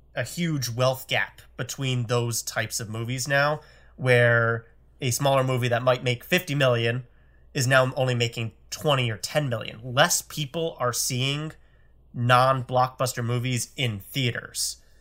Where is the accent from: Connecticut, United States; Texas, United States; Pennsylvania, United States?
Connecticut, United States; I grew up in Connecticut, and I'm pretty sure we only had one or two in the entire state at one point when I was going through high school